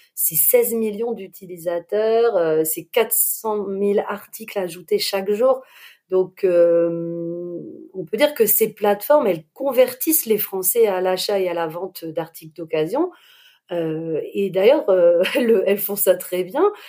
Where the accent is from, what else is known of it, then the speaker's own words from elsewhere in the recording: Lille, Hauts-de-France, France; je suis lilloise.